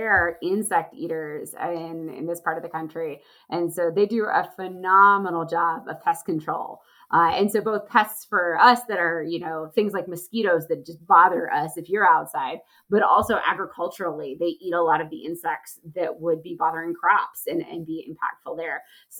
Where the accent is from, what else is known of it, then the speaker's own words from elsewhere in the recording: Charlotte, North Carolina, United States; I grew up just outside of Charlotte, North Carolina, and really had a strong outdoor childhood.